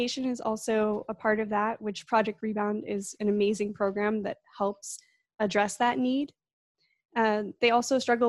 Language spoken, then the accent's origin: English; Plymouth, Massachusetts, United States; now in Bakersfield, United States; I actually grew up on the other side of the country in Plymouth, Massachusetts